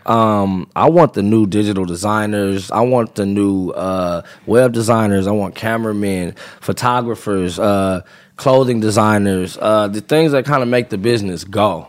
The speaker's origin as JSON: {"language": "English", "region": "California", "country": "United States", "said": "I'm from California"}